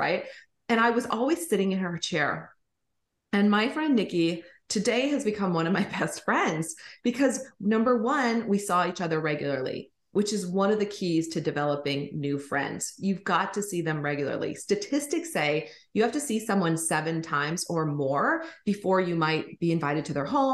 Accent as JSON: {"language": "English", "region": "Minnesota", "country": "United States", "tie": "born or raised there", "also_born_or_lived": "Colorado / California", "moved": "as an adult", "said": "I grew up in Minnesota."}